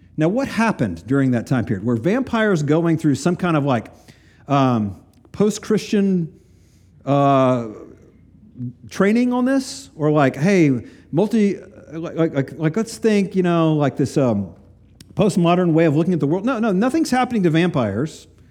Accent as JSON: {"language": "English", "region": "East Tennessee", "country": "United States", "tie": "born or raised there", "moved": "yes", "said": "the little county I grew up in in East Tennessee"}